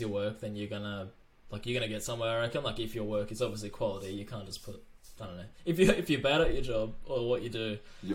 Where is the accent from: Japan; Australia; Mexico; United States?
Australia; Melbourne, Victoria; I've pretty much, always been in Melbourne